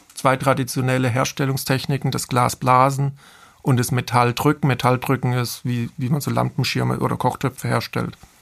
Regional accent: Bad Mergentheim, Baden-Württemberg, Germany; moved away as an adult; also born or lived in Offenbach; aus meiner Region, aus, wo ich herkomme, aus dem Taubertal

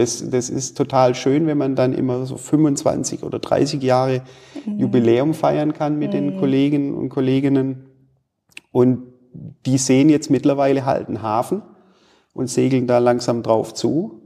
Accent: Stuttgart, Baden-Württemberg, Germany; moved away as an adult; also born or lived in United States (Southern states) / China; now in Bielefeld, Germany; Ich komme gebürtig aus dem Raum Stuttgart

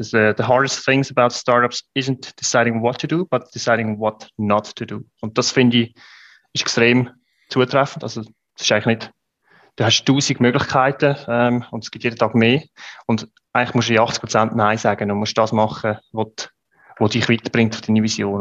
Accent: Switzerland; als Schweizer

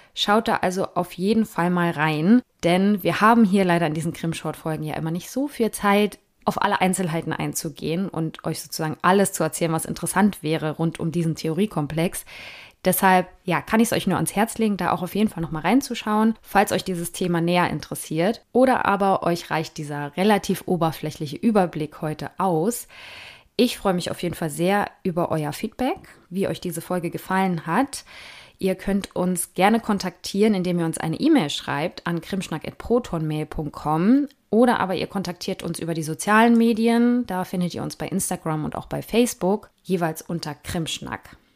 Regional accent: Germany; bei uns in Deutschland

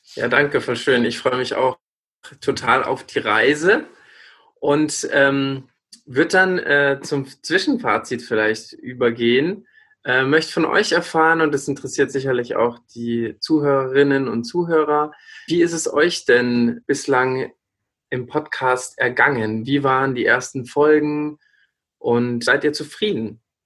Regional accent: countryside near Regensburg, Bavaria, Germany; accent: Lower Bavarian; moved away; also born or lived in Siegen; ich bin ja aus Regensburg und äh, in der Stadt selber redet man nicht so bayerisch, aber ich bin am Land aufgewachsen.

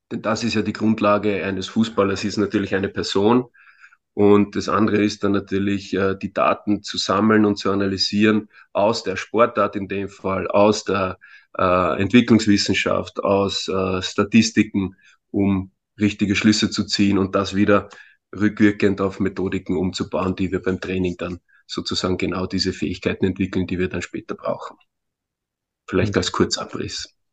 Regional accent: Vienna, Austria; born there; ich bin in Wien geboren, äh, komme ursprünglich aus einem Balkanstaat, aus Mazedonien.

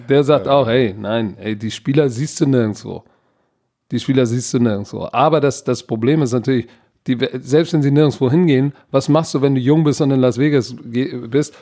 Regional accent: Hamburg, Germany; ich als Hamburger

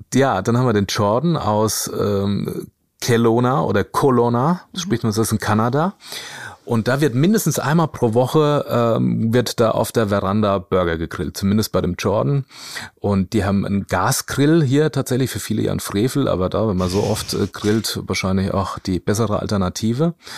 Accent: Großwallstadt, Bavaria, Germany; moved away; ich komme ursprünglich aus dem Spessart, also in der Nähe von Aschaffenburg oder nee, besser gesagt aus Großwaldstadt

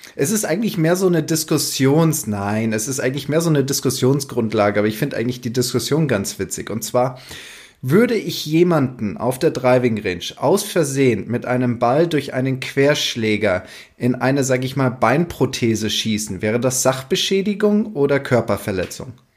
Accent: Germany; bei uns in Deutschland

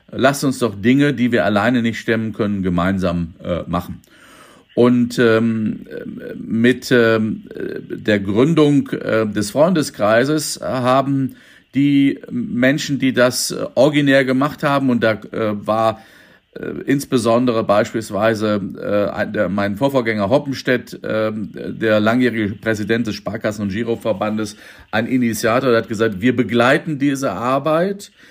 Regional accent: Minden, North Rhine-Westphalia, Germany; Aber wenn Sie mal meine Heimatstadt Minden angucken oder ähm, die äh, ländlichen Kulturfördervereine, die Heimathäuser etc.

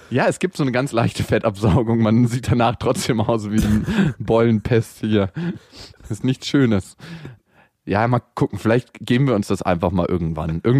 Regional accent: Berlin, Germany; aufgewachsen und geboren worden, also nicht in der Wohnung, aber im Krankenhaus nebenan. Eigentlich bin ich aus Friedenau und nicht aus dem harten Neukölln

